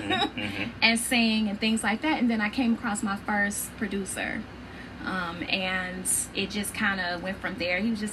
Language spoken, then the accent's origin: English; Chicago, Illinois, United States; also born or lived in Arlington, Virginia; I am originally from Arlington, Virginia. I was there till I was about nine, and then I grew up, I went from there to Chicago, and I've been there ever since, you know, growing up